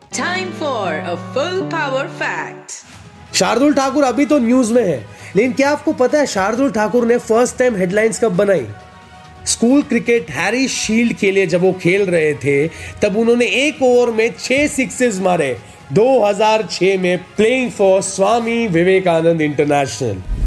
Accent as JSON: {"language": "Hindi", "town": "Mumbai", "region": "Maharashtra", "country": "India", "said": "मैं खुद दहीसर का रहने वाला हूँ"}